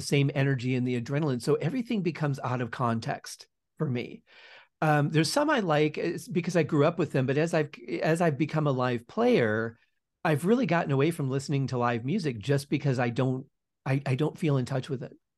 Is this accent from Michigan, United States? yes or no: yes; outside of Detroit, Michigan, United States; now in Las Vegas, United States; I was born just outside of Detroit